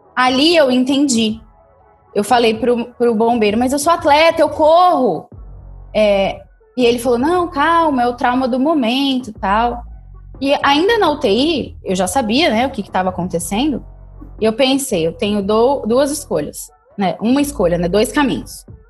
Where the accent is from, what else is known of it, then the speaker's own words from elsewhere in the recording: Ribeirão Preto, São Paulo, Brazil; Eu sou de Ribeirão Preto